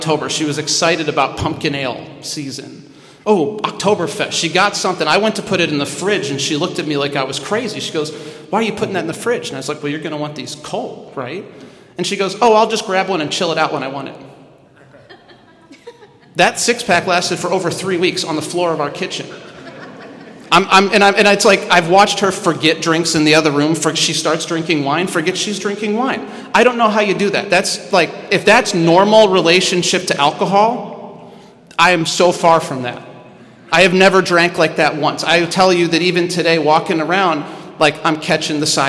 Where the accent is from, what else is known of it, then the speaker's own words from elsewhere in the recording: Midwest, United States; I'm from the Midwest